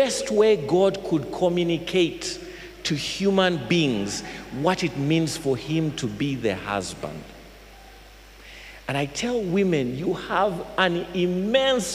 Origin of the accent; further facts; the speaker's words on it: Fort Portal, Western Region, Uganda; I come from Fort Poto